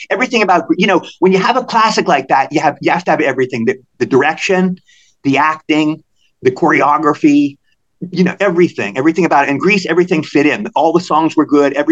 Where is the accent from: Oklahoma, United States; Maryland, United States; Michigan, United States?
Maryland, United States; I'm from Maryland.